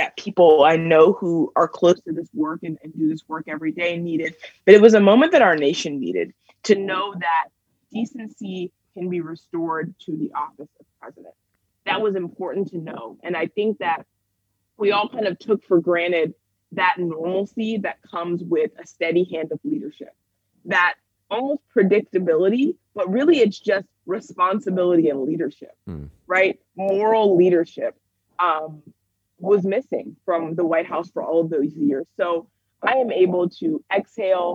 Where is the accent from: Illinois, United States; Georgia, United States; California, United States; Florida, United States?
Georgia, United States; Cobb County; Cobb County that you mentioned, which is actually my hometown, it's my home turf from Cobb County